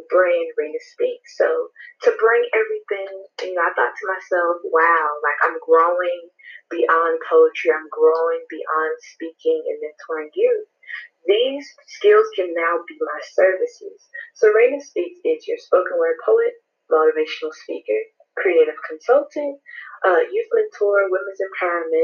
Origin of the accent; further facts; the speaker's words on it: Goldsboro, North Carolina, United States; also born or lived in Pembroke, North Carolina; I'm from Goldsboro, North Carolina